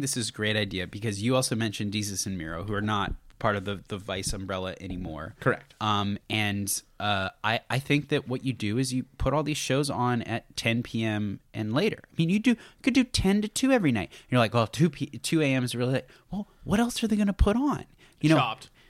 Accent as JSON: {"language": "English", "country": "United States", "said": "being an American"}